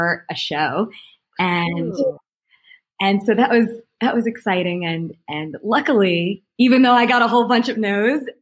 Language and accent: English; New York, United States; now in Las Vegas, United States; I grew up in New York